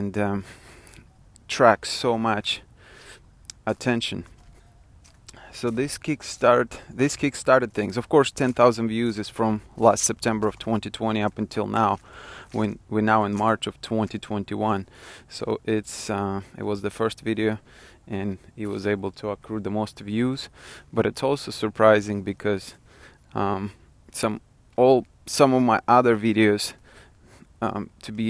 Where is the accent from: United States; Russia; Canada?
Russia; accent: Russian; moved away; I am originally from Russia and I'm a first generation immigrant